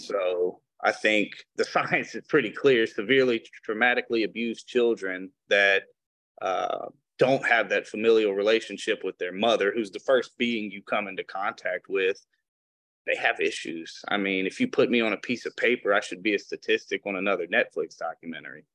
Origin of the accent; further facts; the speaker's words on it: Flint, Michigan, United States; also born or lived in Detroit, Michigan; I was born in Flint